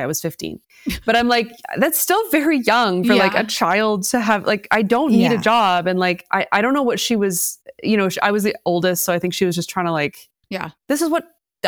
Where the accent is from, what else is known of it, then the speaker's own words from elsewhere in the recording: Toronto, Ontario, Canada; also born or lived in Oakville; I was born and raised in the beaches.